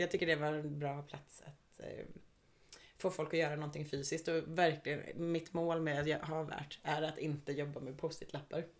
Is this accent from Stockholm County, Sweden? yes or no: yes; Stockholm, Stockholm County, Sweden; now in Gothenburg, Sweden; Jag är ursprungligen från Stockholm och flyttade till Göteborg